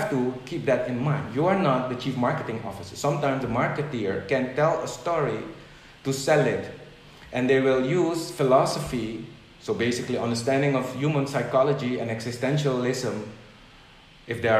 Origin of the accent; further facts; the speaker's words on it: Netherlands; moved away; So I came from the Netherlands to an event here.